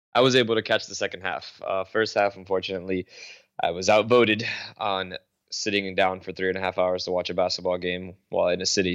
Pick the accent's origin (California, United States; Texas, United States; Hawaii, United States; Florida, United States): Florida, United States; we're from Florida